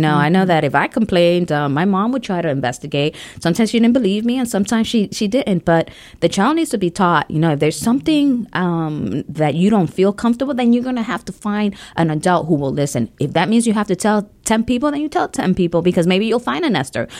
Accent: New York City, New York, United States; moved away; also born or lived in Ohio; I grew up um, in New York City.

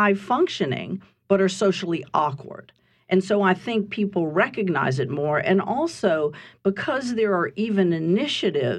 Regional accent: Louisiana, United States; I'm a native, so I was raised in Louisiana, and I've worked here many years

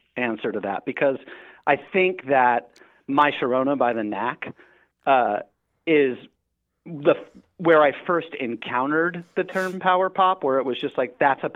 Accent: Redondo Beach, Hermosa Beach, Manhattan Beach area, Southern California, United States; Growing up in Southern California in the 80s, I grew up in the Redondo Beach, Hermosa Beach, Manhattan Beach area.

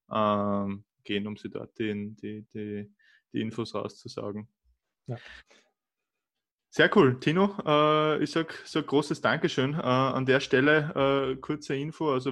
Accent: Austria; aber bei uns in Österreich merkt man das ziemlich, ziemlich stark

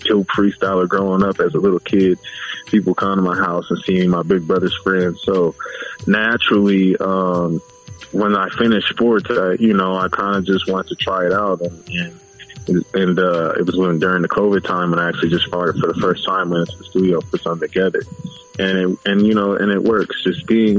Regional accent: Los Angeles, California, United States; also born or lived in Inglewood, California; I'm from Pacoima

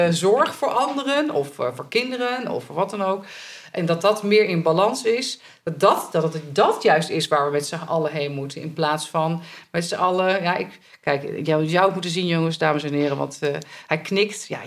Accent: Italy; Ja, ben ik uit Italië, dus dat is allemaal normaal.

